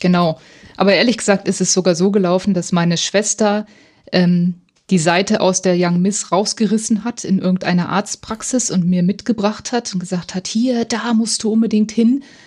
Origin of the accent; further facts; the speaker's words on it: Hildesheim, Lower Saxony, Germany; also born or lived in Göttingen; Und ich komme aus Hildesheim